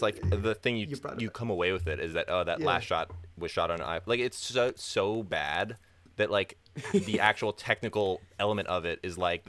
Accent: Florida, United States; also born or lived in Orlando, Florida; now in Chicago, United States; I'm from Florida and I also lived in Orlando for 4 years.

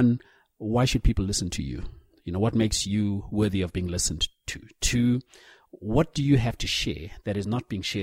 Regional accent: Zimbabwe; moved away as an adult; now in South Africa; growing up in Zim, very much the biggest influences were through the church

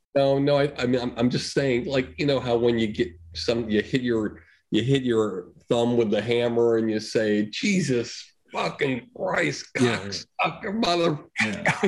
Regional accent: Longmeadow, Massachusetts, United States; I'm from Longmeadow, Massachusetts

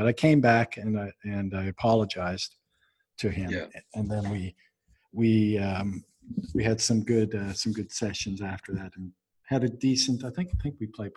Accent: Canada; to be all Canadian like us

